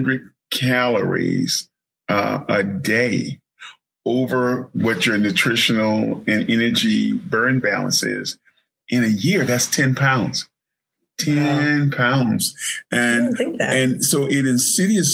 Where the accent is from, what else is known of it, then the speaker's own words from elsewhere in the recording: Mississippi Delta, United States; little baby boy born in the Mississippi Delta